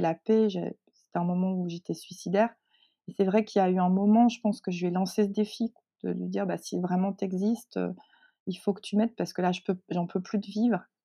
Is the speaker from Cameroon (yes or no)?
no; northern France, France; also born or lived in Seoul, South Korea; Je suis arrivée en France, dans le nord de la France